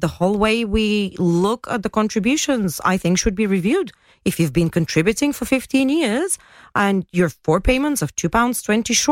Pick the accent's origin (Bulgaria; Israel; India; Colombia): Bulgaria; now in Gibraltar; I come from Bulgaria.